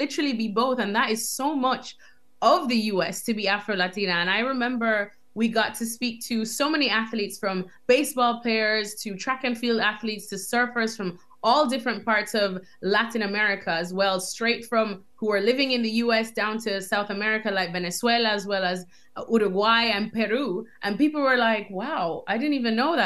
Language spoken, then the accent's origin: English; Jamaica; moved away as an adult; also born or lived in United States; now in London, United Kingdom; growing up in Jamaica